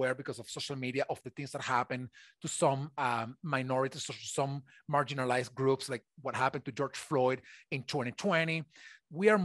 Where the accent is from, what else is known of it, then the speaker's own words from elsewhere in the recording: Venezuela; now in United States; I am originally from Venezuela, so I am an immigrant in the United States